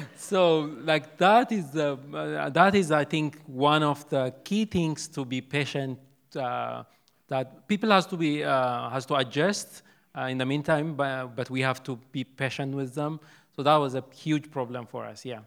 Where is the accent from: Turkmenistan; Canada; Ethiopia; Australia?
Ethiopia; first language Amharic; English is a second language; moved away as an adult; now in United States; I'm from Ethiopia. I speak Amharic